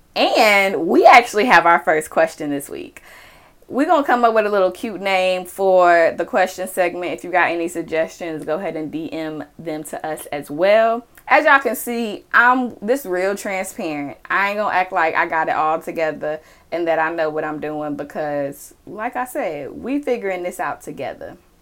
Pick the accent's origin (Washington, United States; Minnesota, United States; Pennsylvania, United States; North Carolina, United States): North Carolina, United States; Charlotte; I am from Charlotte, North Carolina